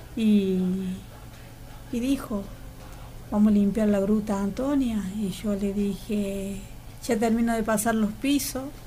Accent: Laguna Larga, Córdoba, Argentina; somos dos más de Laguna Larga, de nuestras raíces

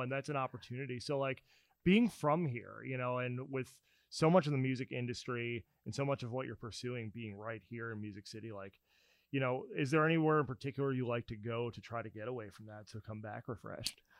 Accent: New Jersey, United States; moved away as an adult; also born or lived in Pennsylvania; now in Nashville, United States; I grew up in New Jersey

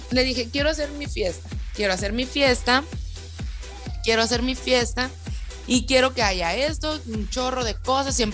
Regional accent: Hermosillo, Sonora, Mexico; de Hermosillo, Sonora.

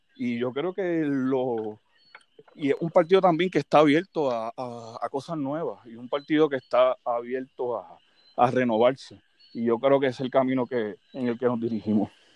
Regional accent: Fajardo, Puerto Rico; also born or lived in Mayagüez; yo soy una persona nacida y criada aquí en Fajardo.

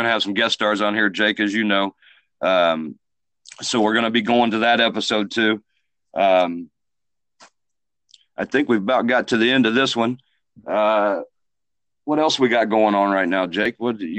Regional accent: Muncie, Indiana, United States; moved away; my hometown, Muncie, Indiana.

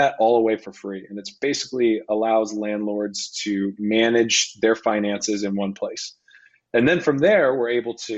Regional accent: Rochester, Minnesota, United States; moved away as an adult; now in San Francisco, United States; I have, a small portfolio of single family rentals in Rochester, Minnesota, where I grew up

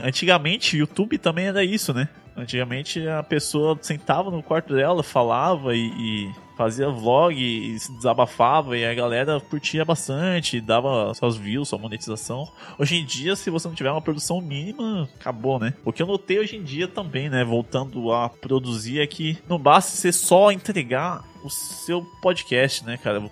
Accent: Guarulhos, São Paulo, Brazil; eu sou de Guarulhos e eu estudo ali em São Paulo

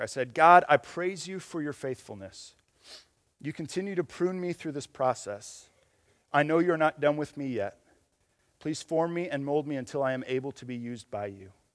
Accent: Michigan, United States; moved away; I'm, I'm from Michigan

